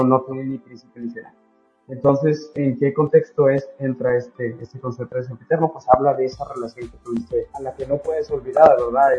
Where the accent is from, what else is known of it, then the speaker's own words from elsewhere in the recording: Monterrey, Nuevo León, Mexico; yo soy de Monterrey